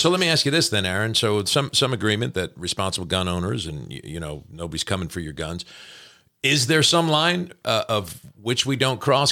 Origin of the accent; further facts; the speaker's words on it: New Jersey, United States; moved away as an adult; now in Kentucky, United States; growing up in New Jersey, which is not necessarily a gun state per se.